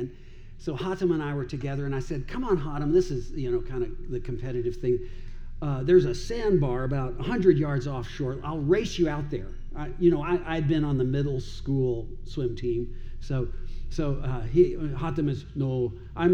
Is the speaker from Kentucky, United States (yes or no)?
yes; Owensboro, Kentucky, United States; also born or lived in Dubai / Iraq; now in Louisville, United States; I grew up in Owensboro, not far from here